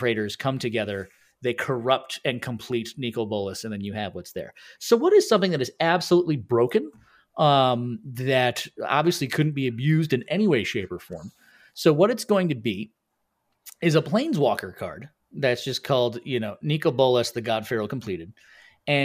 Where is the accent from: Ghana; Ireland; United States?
Ireland; I mean, I'm Irish, so no.